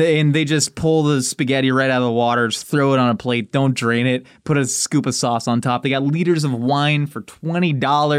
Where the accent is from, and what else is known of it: Texas, United States